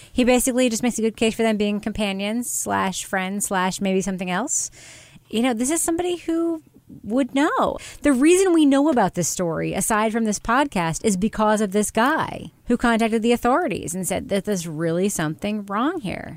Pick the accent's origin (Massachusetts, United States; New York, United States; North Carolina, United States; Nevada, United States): New York, United States; Long Island; I grew up on Long Island, New York